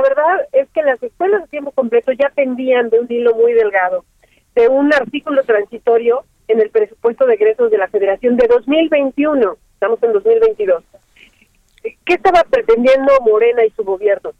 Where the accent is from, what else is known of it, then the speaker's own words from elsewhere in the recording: State of Mexico, Mexico; yo soy mexiquense